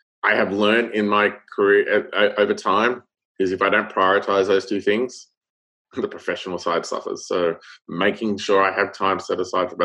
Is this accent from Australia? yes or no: yes; Australia; now in United States; I'm Australian